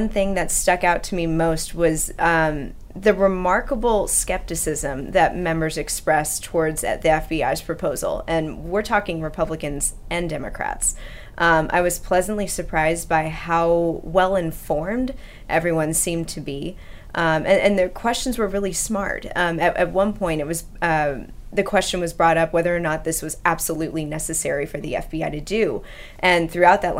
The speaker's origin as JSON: {"language": "English", "region": "Florida", "country": "United States", "tie": "born or raised there", "also_born_or_lived": "Tennessee", "moved": "as an adult", "lives_now": "Washington, D.C., United States", "said": "I grew up in Florida"}